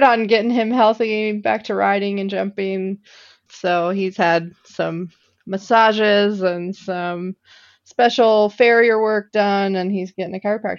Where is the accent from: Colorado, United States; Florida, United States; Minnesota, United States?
Minnesota, United States; also born or lived in Iowa; Yes. Yep. I grew up just outside of the Twin Cities, moved to northern Minnesota in high school, and then was down in Iowa for the last 13 years, went down there for college and stuck around for a while.